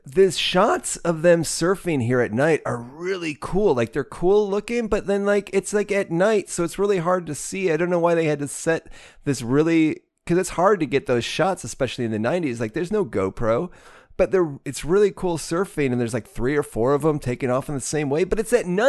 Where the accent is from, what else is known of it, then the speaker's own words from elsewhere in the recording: Midwest, United States; I grew up out in the Midwest.